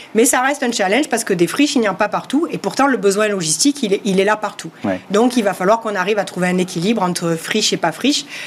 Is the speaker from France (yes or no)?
yes; southern France, France; accent: southern French; comme vous l'entendez à mon accent, du sud de la France